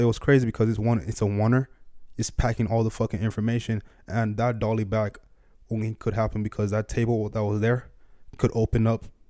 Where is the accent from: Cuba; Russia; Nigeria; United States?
Nigeria; moved away; I grew up in Nigeria